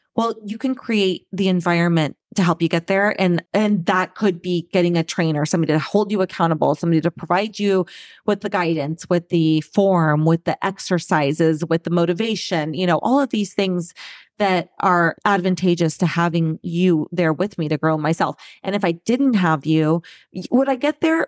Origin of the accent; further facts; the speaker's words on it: Southern California, United States; moved away as an adult; also born or lived in Saint Louis / Boston; born and raised in Southern California, and live here again.